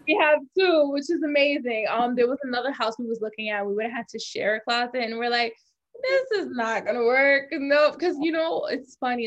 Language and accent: English; New York City, New York, United States; I'm from the Bronx. I was born in the Bronx. I lived there until I was like 12 years old, and then I still went to high school in the Bronx.